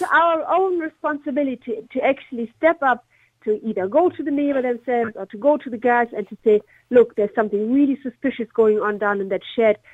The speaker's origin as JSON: {"language": "English", "country": "Germany", "moved": "yes", "lives_now": "Ireland", "said": "I'm originally from Germany"}